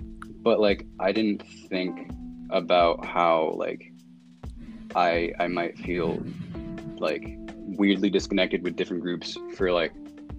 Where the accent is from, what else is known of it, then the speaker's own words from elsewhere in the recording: Massachusetts, United States; also born or lived in Bronx / Yonkers / Salem / Boston; now in Newton, United States; I was born in the Bronx, I moved to Yonkers, and I moved to like Salem, Massachusetts, and then I moved to like to all these different areas around Boston, and I lived in Boston for a bit, and now I'm like in Newton